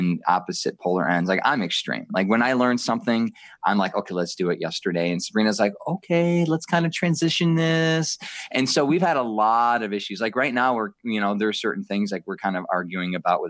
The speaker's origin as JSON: {"language": "English", "town": "Detroit", "region": "Michigan", "country": "United States", "tie": "born or raised there", "said": "I was raised in Metro Detroit"}